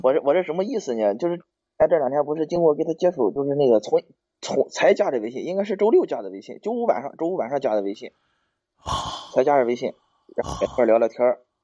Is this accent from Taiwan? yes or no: no; Hebei, China; 我是河北的。我 是 河 北的。